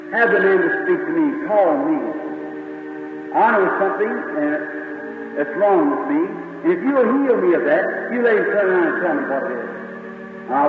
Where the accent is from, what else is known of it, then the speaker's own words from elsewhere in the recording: United States; I was born in the States